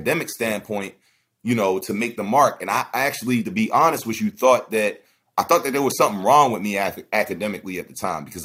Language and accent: English; Baltimore, Maryland, United States; also born or lived in Howard County, Maryland; I grew up in West Baltimore, but I went to high school in Howard County